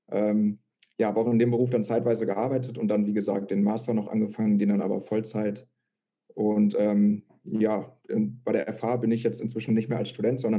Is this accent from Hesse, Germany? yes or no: no; Lette, North Rhine-Westphalia, Germany; now in Münster, Germany; eigentlich komme ich aus Lette, aus dem Kreis Coesfeld. Ähm, ja, bin dann vor, wie gesagt, ungefähr zweieinhalb Jahren nach Münster gezogen